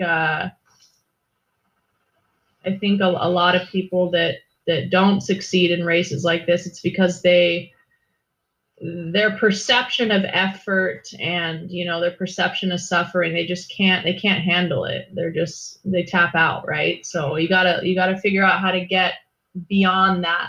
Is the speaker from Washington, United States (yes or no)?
no; Hawaii, United States; I'm from Hawaii